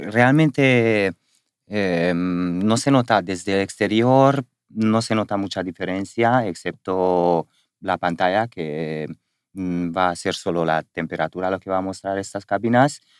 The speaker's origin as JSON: {"language": "Spanish", "country": "Spain", "said": "porque lo saben que somos españoles"}